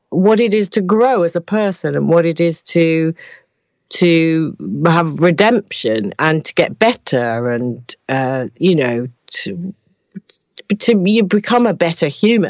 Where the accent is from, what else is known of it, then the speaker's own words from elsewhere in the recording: Manchester, North West England, United Kingdom; we're both from Manchester